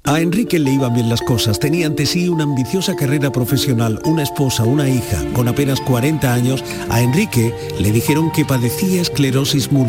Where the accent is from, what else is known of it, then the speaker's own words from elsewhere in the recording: Andalusia, Spain; Creo que esta es la década de Andalucía y lo digo con la humildad, pero al mismo con la ambición por mi tierra